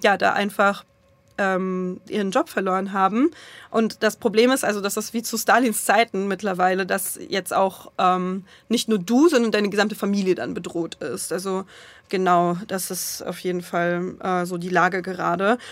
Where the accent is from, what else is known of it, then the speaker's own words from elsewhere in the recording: Russia; moved away; also born or lived in Germany; ich war jetzt äh, ja als Russin da und ich werde von vielen Menschen auch als Russin gelesen